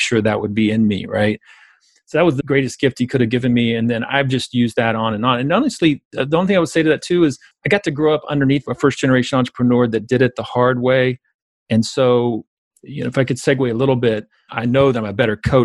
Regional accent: South Georgia, United States; I grew up basically in South Georgia

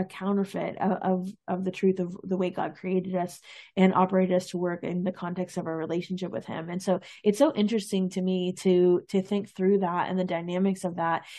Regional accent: East Coast, United States; I'm from the East Coast

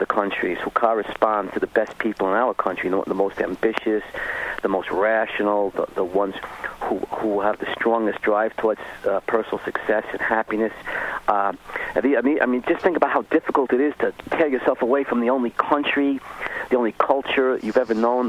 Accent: New York City, New York, United States; I'm from Brooklyn

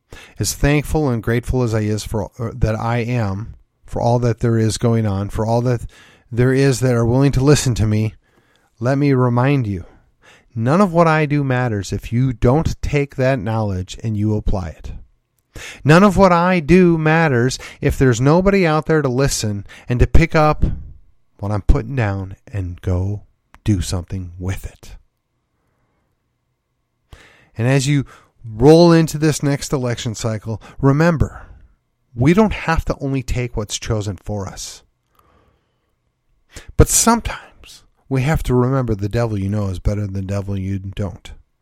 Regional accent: Midwest, United States; I'm a transplant. I came from the Midwest. Most all of my family stock is Midwestern.

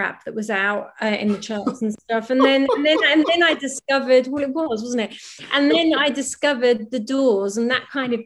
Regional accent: Norwich, East of England, United Kingdom; moved away as an adult; also born or lived in London; I'm from Norwich, I was doing this all in Norwich and then I moved to London

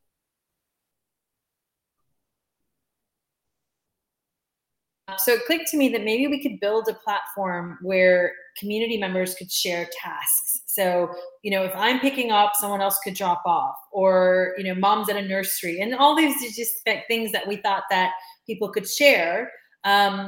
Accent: United States; moved away as an adult; now in United Kingdom; I'm an American

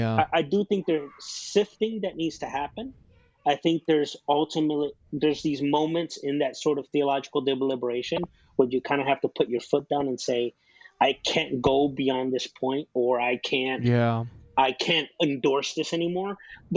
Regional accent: Chicago, Illinois, United States; You know, I grew up in Chicago. Chicago is the birthplace of house music.

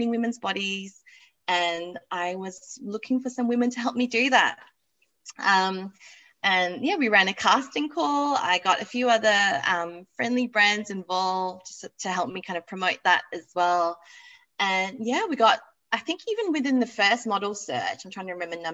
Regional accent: Malaysia; now in Australia; I grew up in Malaysia

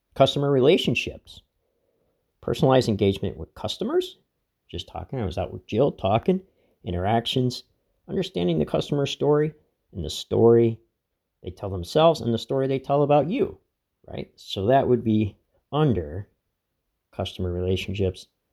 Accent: Laceyville, Pennsylvania, United States; my hometown, Lacyville

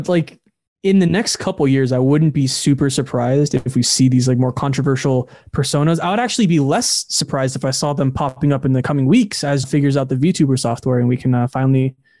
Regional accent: United States; No, I talk like I'm a French, but I am actually American.

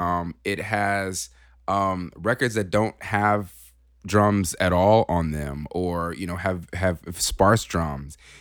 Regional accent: California, United States; moved away; we're from California

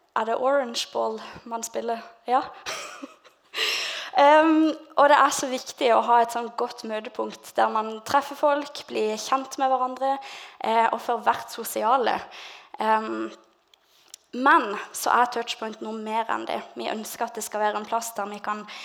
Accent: Lista, Agder, Norway; jeg er egentlig fra Lista

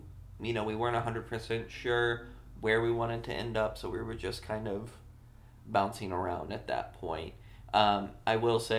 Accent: Arizona, United States; Yeah, I've been raised in Arizona, but I was also raised around a lot of lakes.

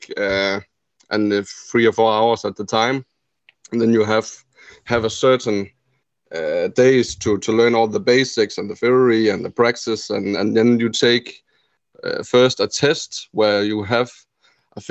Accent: Denmark; I'm from Denmark

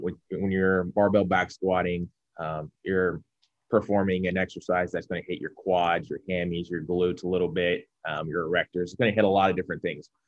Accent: Cincinnati, Ohio, United States; I'm from Cincinnati, born and raised

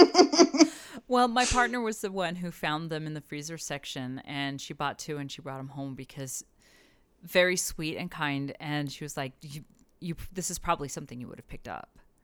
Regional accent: El Paso, Texas, United States; growing up in El Paso

